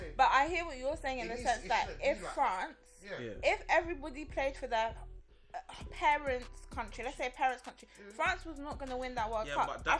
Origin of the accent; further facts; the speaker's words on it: England, United Kingdom; I'm English. I was born here. They don't need to know the rest. I was born here. I'm English. I can speak the Queen's English. Therefore, my mannerisms, the culture I was raised here.